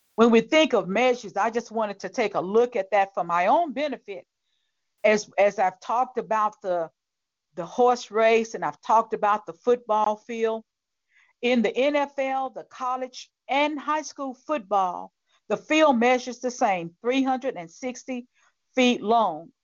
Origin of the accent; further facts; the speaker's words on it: Tennessee, United States; the Titans of my home state